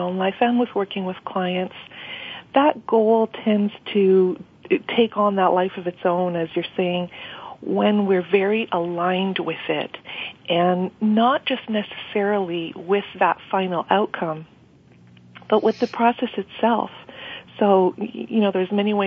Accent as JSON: {"language": "English", "town": "Montreal", "region": "Quebec", "country": "Canada", "tie": "born or raised there", "moved": "as an adult", "lives_now": "Ottawa, Canada", "said": "I was born and raised in Montreal and have been living in Ottawa for about 10 years"}